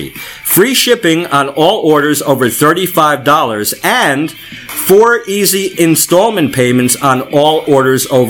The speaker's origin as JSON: {"language": "English", "town": "Manalapan", "region": "New Jersey", "country": "United States", "tie": "born or raised there", "said": "I grew up in Manalapan"}